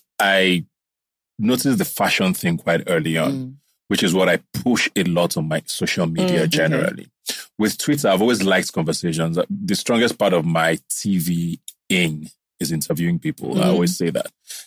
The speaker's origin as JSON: {"language": "English", "country": "Nigeria", "tie": "born or raised there", "said": "I grew up around Nigeria a lot."}